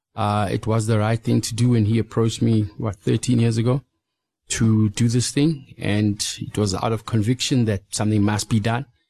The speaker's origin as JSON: {"language": "English", "country": "South Africa", "tie": "born or raised there", "said": "growing up in South Africa, uh, you know, over the past two decades"}